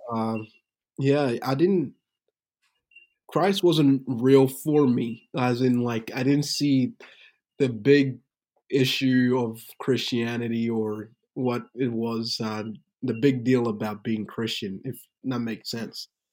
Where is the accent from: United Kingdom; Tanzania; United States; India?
Tanzania; moved away; also born or lived in Burundi; I was born in Tanzania, Africa, but my background is Burundian, so I'm from Burundi, Africa